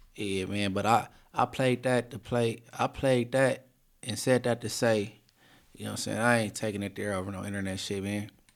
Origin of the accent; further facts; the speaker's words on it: Inglewood, California, United States; I'm from Inglewood